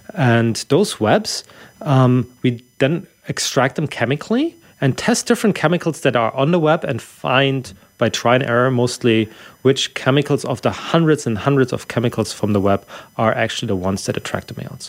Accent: Germany; English is a second language; moved away; I'm from Germany originally

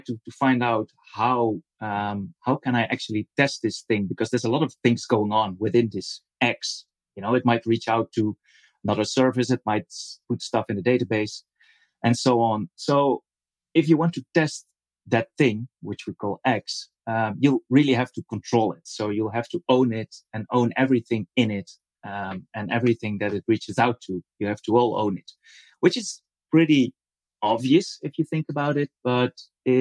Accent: Netherlands; I'm from the Netherlands. I also live in the Netherlands

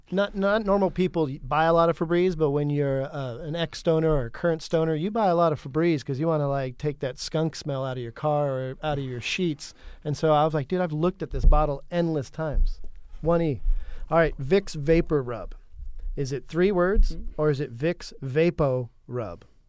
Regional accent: California, United States; I'm from California

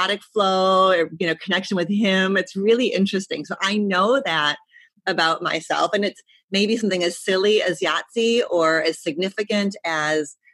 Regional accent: Detroit, Michigan, United States; moved away; I was from Detroit

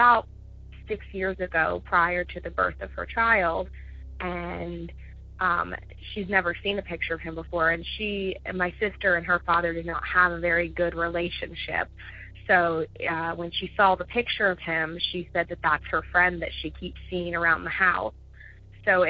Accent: Ohio, United States; I'm from Ohio.

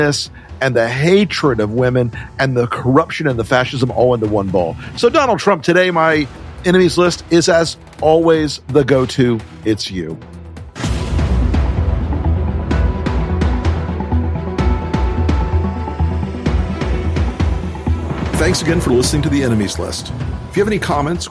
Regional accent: the South, United States; I'm from the South. We say that kind of thing.

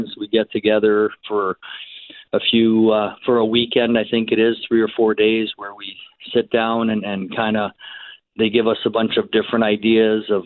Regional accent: Canada; being a Canadian

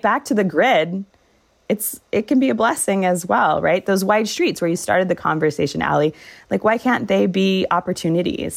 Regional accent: Orange County, Southern California, United States; moved away as an adult; now in Salt Lake City, United States; I grew up in Southern California

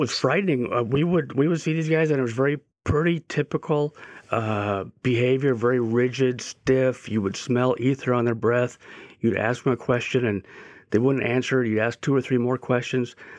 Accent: San Diego, California, United States; I grew up in San Diego, but about uh, 20 minutes uh, east of the of the beach of downtown

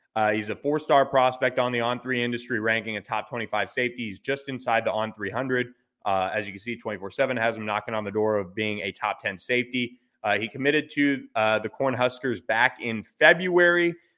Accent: Carrollwood, Florida, United States; my hometown, but not only my hometown, my high school, Carrollwood Bay

